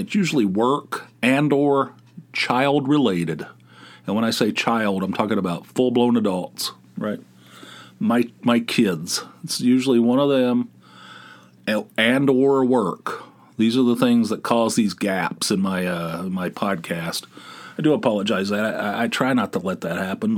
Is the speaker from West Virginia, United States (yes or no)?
yes; West Virginia, United States; I'm from West Virginia